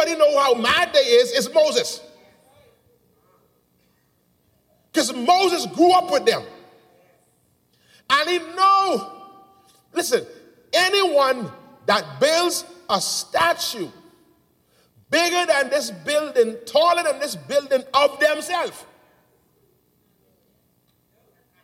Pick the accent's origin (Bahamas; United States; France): Bahamas; Nassau, New Providence; I grew up in the Grove. I grew up in Angleston